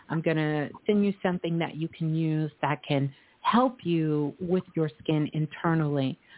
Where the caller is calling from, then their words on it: New York City, New York, United States; I'm calling from New York.